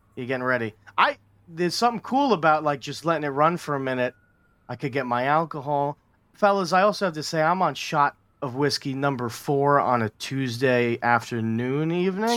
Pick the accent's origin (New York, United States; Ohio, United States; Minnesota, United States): New York, United States; as a New Yorker